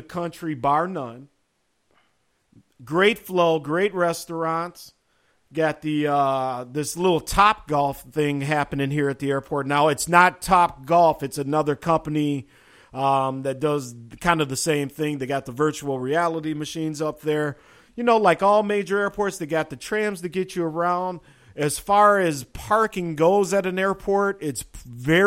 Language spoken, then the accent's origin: English; Minnesota, United States; my home state, Minnesota